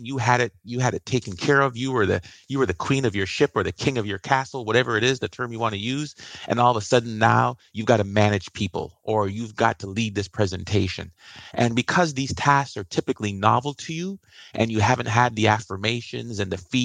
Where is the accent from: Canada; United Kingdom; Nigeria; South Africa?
Canada; also born or lived in Iowa; I'm Canadian